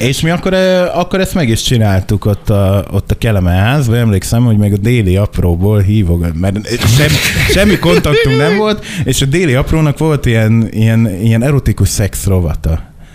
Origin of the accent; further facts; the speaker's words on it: Makó, Csongrád-Csanád, Hungary; Makon nőttem föl